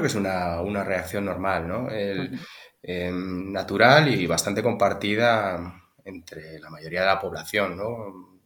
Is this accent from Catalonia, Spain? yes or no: yes; Tarragona, Catalonia, Spain; moved away as an adult; also born or lived in Santiago de Compostela; now in Zaragoza, Spain; yo soy catalán, natural de Tarragona